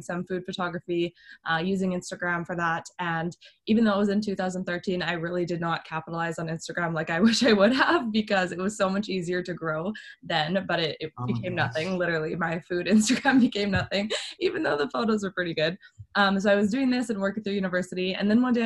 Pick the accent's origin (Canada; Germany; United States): Canada; I'm from Canada.